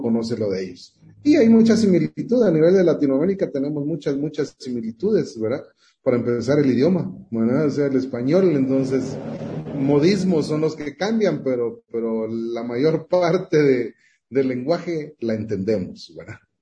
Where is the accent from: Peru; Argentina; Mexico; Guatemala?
Guatemala; soy guatemalteco